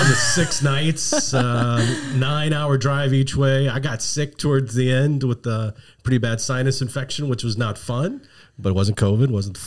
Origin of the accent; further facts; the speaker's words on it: Eastern North Carolina, United States; I'm from Eastern North Carolina. I love Eastern North Carolina.